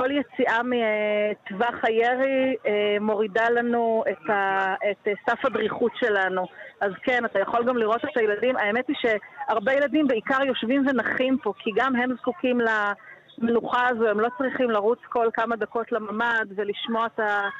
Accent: Yad Mordechai, Southern District, Israel; אני נולדתי ביד מרדכי, אני גדלתי ביד מרדכי

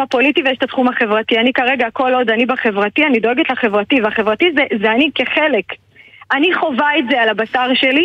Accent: Israel; also born or lived in Ramla; אנחנו בסך הכל אנשים צעירים, זוגות צעירים כאן, ששירתו בצבא, שנולדנו כאן

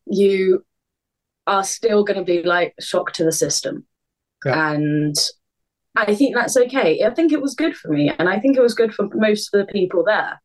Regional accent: Southampton, South East England, United Kingdom; moved away as an adult; I'm born and bred in Southampton

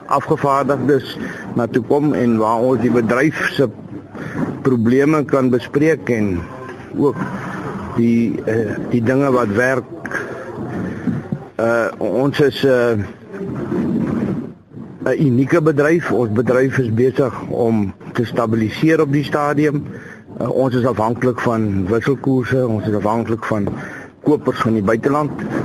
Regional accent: Oudtshoorn, Western Cape, South Africa; Ek is daar van Oudtshoorn.

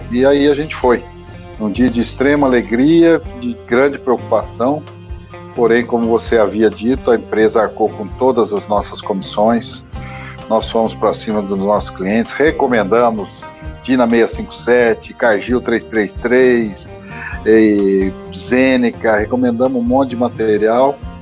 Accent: Mogi das Cruzes, São Paulo, Brazil; moved away as an adult; also born or lived in Taubaté, Brazil / Rio Verde, Goiás, Brazil; now in Silvânia, Brazil; eu sou nascido em Mogi das Cruzes, São Paulo, no ano de 64, estou com 55 anos. Lá passei minha infância toda

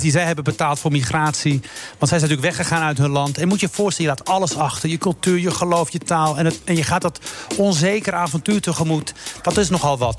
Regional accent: Morocco; now in Netherlands; Ik heb een paar jaar geleden in Marokko op die kust gestaan bij mijn geboortedorp.

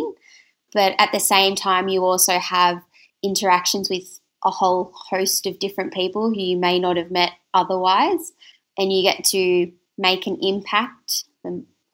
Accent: Bathurst, New South Wales, Australia; moved away as an adult; also born or lived in Armidale / Tamworth / Newcastle; now in Dubbo, Australia; I was born and bred in Bathurst, which is a regional town in New South Wales

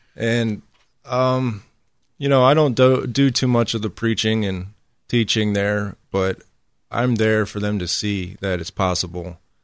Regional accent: Elgin, South Carolina, United States; moved away as an adult; also born or lived in Perry, Ohio; now in Houston, United States; before I came to Houston, I actually lived in South Carolina in another small town called Elgin. I lived there for about nine to ten years

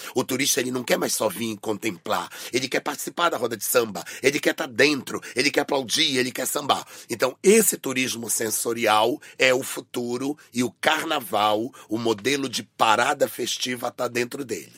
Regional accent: Brazil; eu sou da Amazônia

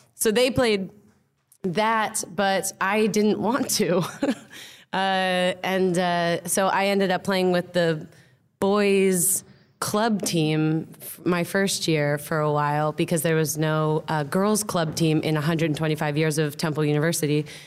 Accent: United States; also born or lived in London; now in Amsterdam, Netherlands; I'm American

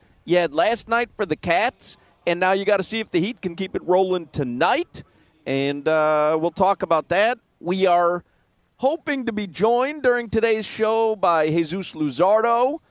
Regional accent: Chicago, Illinois, United States; It meant a little more when I was growing up in Chicago.

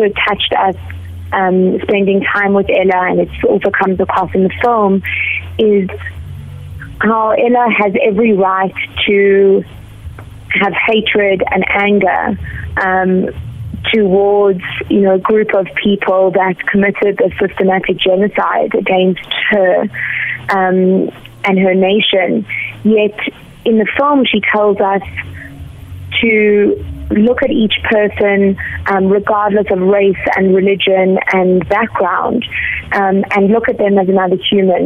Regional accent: Johannesburg, Gauteng, South Africa; growing up, I watched movies every week at the Nouveau Rose Bank

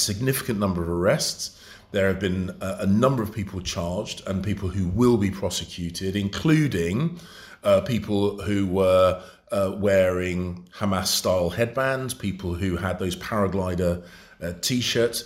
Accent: London, United Kingdom; I was born and brought up in London

